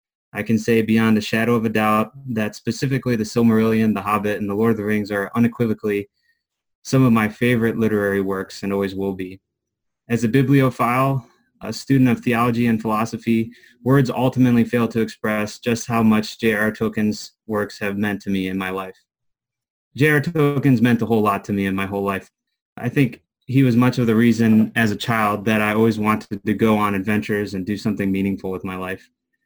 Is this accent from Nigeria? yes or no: no; Christiansburg, Virginia, United States; I'm from Christiansburg, Virginia, currently, and I'm 29 years old.